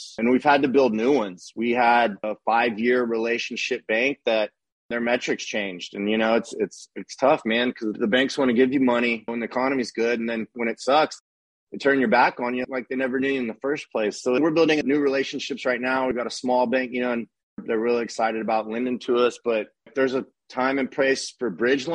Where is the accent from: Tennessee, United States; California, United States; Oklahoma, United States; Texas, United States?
Texas, United States; Austin; now in Dallas, United States; I grew up in Austin